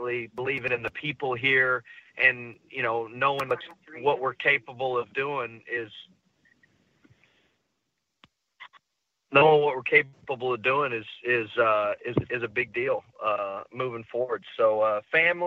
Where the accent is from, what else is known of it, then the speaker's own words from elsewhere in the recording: Texas, United States; my home state of Texas